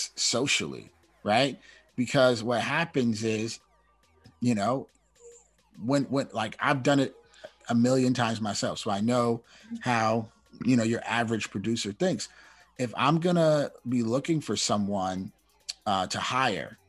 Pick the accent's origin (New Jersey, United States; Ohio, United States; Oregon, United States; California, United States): California, United States; Oakland; moved away as an adult; now in Los Angeles, United States; I'm from Oakland, so I was in California.